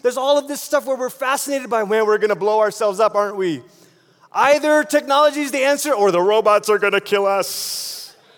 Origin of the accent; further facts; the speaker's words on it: Malaysia; moved away; I grew up in Malaysia